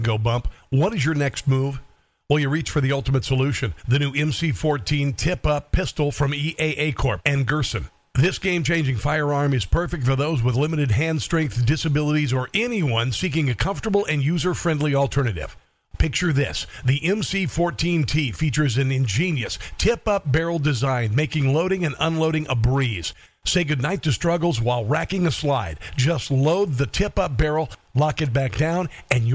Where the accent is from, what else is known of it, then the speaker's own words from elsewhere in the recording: Omaha, Nebraska, United States; Grew up outside of Omaha. I'm from Omaha.